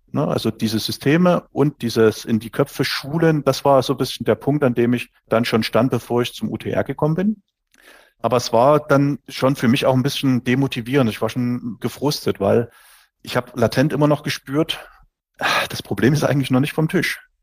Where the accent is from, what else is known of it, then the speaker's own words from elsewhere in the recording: Dresden, Saxony, Germany; ich bin aus Dresden, 44 Jahre alt